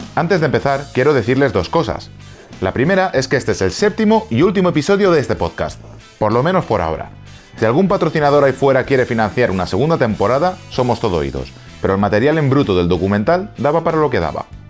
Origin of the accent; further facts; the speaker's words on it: Xàbia, Valencian Community, Spain; now in United States; Xavia, mi pueblo